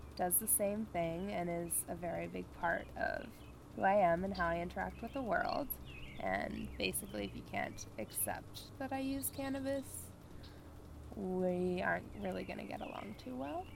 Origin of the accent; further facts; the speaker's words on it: Gatineau, Quebec, Canada; I'm 25. I grew up in Gatineau